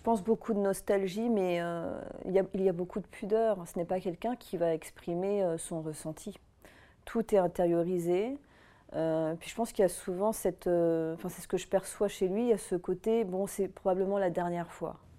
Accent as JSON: {"language": "French", "region": "Auvergne-Rhône-Alpes", "country": "France", "tie": "born or raised there", "said": "j'ai grandi quelque part dans la région Rhône-Alpes, dans les montagnes"}